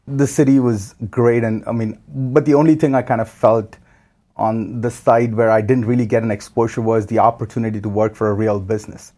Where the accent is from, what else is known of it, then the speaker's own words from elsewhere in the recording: Chennai, Tamil Nadu, India; moved away as an adult; now in Niagara, Canada; From India